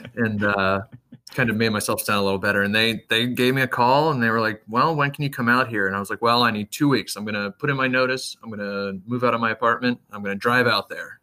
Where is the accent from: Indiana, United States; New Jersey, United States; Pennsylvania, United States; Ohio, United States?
Ohio, United States; Cincinnati; I grew up a little bit north of Cincinnati in, like, the suburbs area